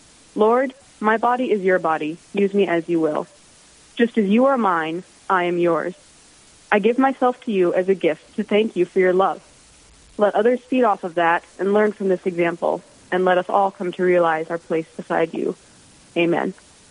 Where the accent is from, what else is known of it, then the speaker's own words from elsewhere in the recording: Rochester, Minnesota, United States; I'm from Rochester, Minnesota.